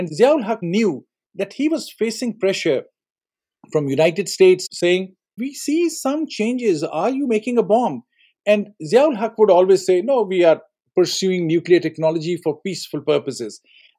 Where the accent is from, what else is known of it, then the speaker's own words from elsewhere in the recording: Pakistan; I was growing up in Pakistan as a kid in those years, as a school student